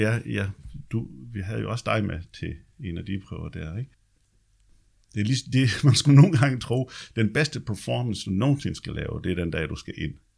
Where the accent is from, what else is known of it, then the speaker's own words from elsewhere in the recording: Løjt Land, Southern Denmark, Denmark; moved away; der hvor jeg kommer fra, det er Løjtland